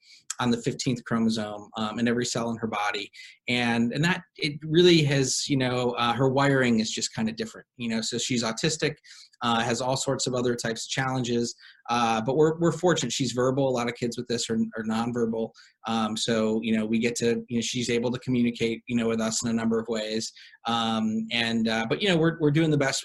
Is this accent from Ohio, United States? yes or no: yes; Cleveland, Ohio, United States; now in Los Angeles, United States; I am originally from Cleveland, Ohio. My wife and I are both, we actually went to high school together